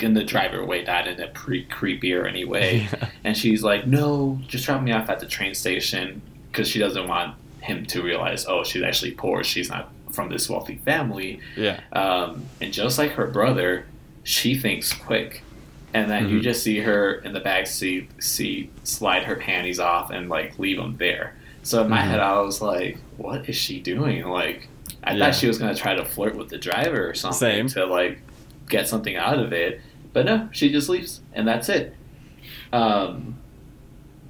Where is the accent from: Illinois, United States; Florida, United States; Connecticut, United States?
Illinois, United States; I'm from Illinois